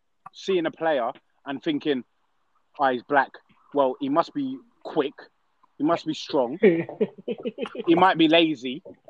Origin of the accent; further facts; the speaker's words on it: Peckham, London, United Kingdom; Like I'm from Peckham. Like you don't know.